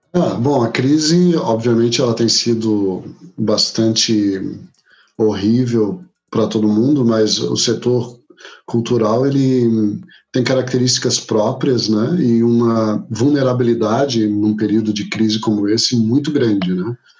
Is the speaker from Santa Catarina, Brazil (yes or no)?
yes; Florianópolis, Santa Catarina, Brazil; E sou nascido em Florianópolis, trabalho aqui